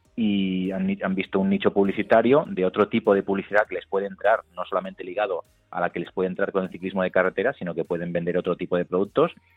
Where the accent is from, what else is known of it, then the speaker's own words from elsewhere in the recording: Galicia, Spain; soy gallego